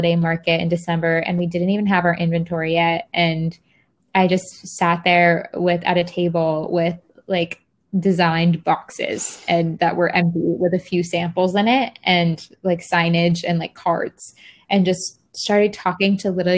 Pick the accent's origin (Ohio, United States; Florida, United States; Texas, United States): Florida, United States; moved away; I went back to my hometown, Florida